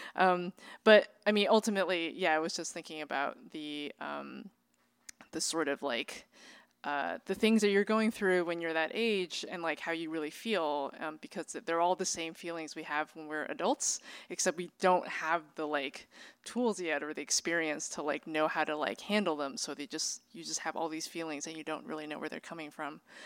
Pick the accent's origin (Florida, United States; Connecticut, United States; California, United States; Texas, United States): California, United States; Bay Area; I grew up, um, in a, in a community, uh, in the Bay Area